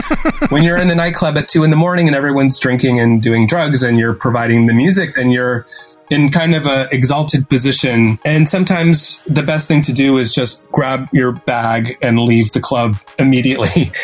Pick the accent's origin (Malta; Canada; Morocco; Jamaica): Canada; that's one piece that you have as an advantage over me as a Canadian.